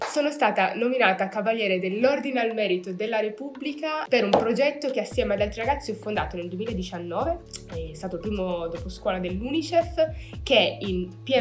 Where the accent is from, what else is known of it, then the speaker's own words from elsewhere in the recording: Meknes, Fès-Meknès, Morocco; now in Italy; oggi parliamo di cittadinanza. Nasco in Marocco, vengo da Meknes, città imperiale bellissima marocchina. Io abito eh, in Italia dal 2002